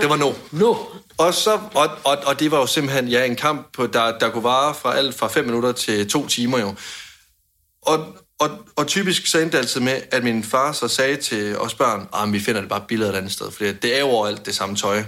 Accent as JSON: {"language": "Danish", "country": "Denmark", "said": "hjemme i Danmark"}